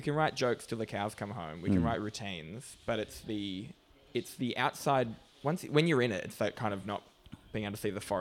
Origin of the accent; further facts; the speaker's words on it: Australia; as an Australian